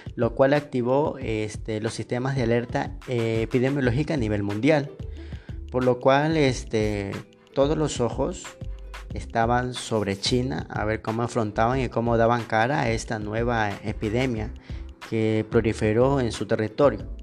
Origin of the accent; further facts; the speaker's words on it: Ecuador; also born or lived in Machala, Ecuador; yo soy de Ecuador, este, yo vivo en Machala